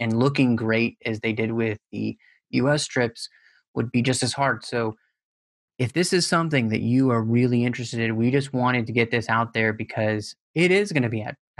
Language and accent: English; United States; as an American